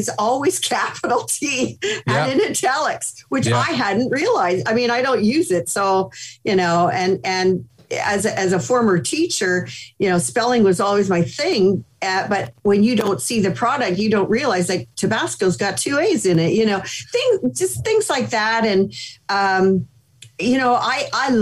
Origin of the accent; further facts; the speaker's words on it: Canada; moved away as an adult; now in United States; Being Canadian